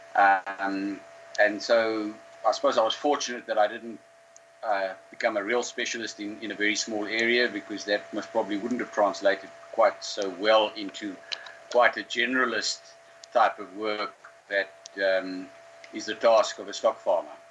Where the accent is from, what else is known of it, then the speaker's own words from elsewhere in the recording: Karoo, South Africa; I grew up in the Karoo, um, close to where, where I'm living now.